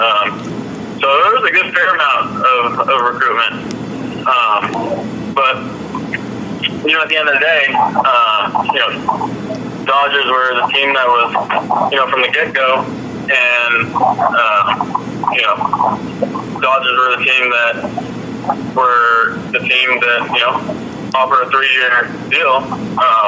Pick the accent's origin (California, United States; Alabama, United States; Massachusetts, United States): California, United States; Southern; me growing up in Southern California